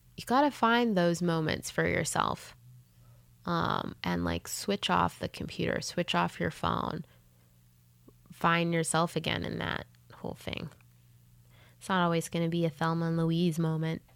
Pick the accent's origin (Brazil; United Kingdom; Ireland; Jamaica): Jamaica; moved away as an adult; also born or lived in Canada / Los Angeles, United States; now in United States; I was born in Canada, but then I was raised um, for many years in Jamaica